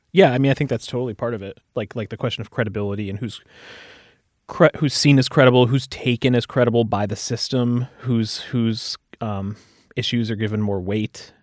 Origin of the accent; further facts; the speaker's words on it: United States; as an American